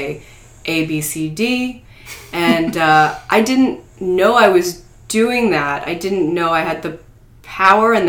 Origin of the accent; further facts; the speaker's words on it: United States; we're Americans, we're in America